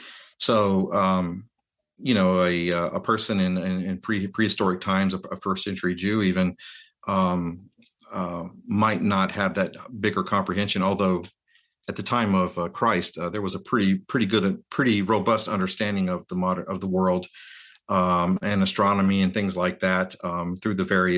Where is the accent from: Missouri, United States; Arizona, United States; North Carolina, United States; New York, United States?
North Carolina, United States; if you're a kid like me growing up in North Carolina, you know, your world is pretty limited, you know, in scope.